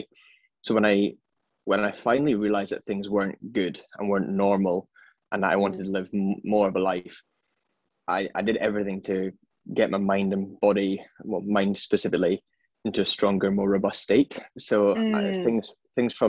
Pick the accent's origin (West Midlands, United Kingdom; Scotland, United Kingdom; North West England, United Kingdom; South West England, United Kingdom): Scotland, United Kingdom; Edinburgh; moved away as an adult; also born or lived in London; now in Sydney, Australia; So I am originally from Edinburgh and now I'm based in sunny Sydney